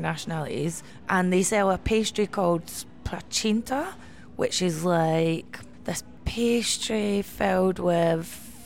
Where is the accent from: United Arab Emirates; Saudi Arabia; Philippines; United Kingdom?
United Kingdom; West Lothian, Scotland; also born or lived in Catford, London; now in London, United Kingdom; I'm from West Lothian, but I didn't even go to West Lothian